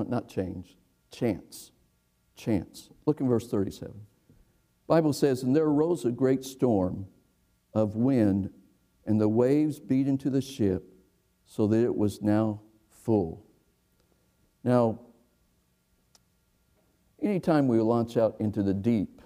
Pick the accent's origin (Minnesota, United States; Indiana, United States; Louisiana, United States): Indiana, United States; I'm from Indiana